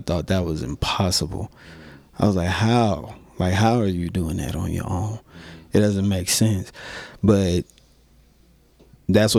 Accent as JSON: {"language": "English", "town": "North Las Vegas", "region": "Nevada", "country": "United States", "moved": "yes", "lives_now": "Denver, United States", "said": "I'm from North Las Vegas"}